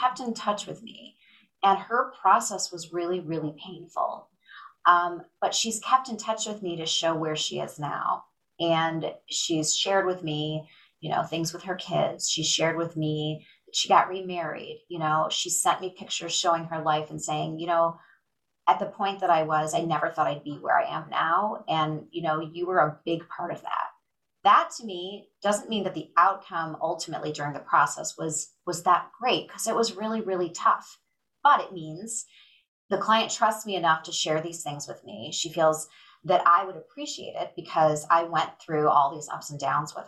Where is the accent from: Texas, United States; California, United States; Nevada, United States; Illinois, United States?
Illinois, United States; Chicago; also born or lived in Michigan; I grew up in the Chicago area and went away for college to the University of Michigan